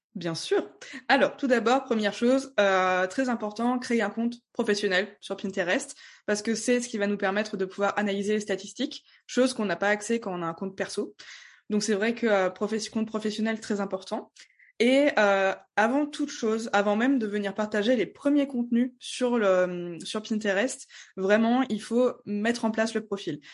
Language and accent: French; Strasbourg, Grand Est, France; je viens de Strasbourg.